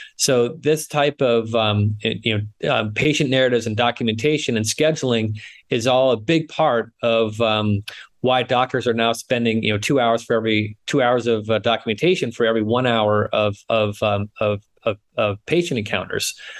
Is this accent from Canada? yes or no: no; New England, United States; moved away as an adult; now in San Francisco, United States; I grew up in New England, uh, but I've been in the West Coast uh, in San Francisco for now over 25 years